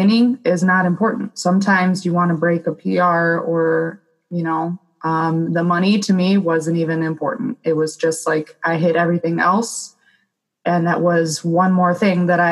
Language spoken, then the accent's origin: English; Lake Orion, Michigan, United States; Lake Orion, my hometown